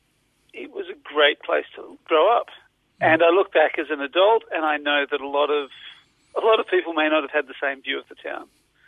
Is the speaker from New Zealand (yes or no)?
no; Western Australia, Australia; also born or lived in Melbourne; I was born in Melbourne and we moved to Western Australia when I was about two.